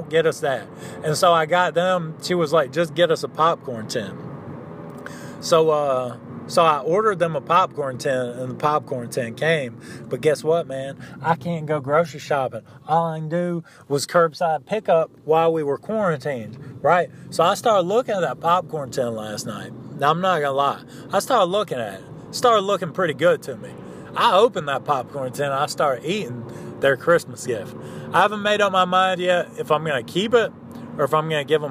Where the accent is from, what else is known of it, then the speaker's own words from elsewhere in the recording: the South, United States; I was raised in the South by a minister's son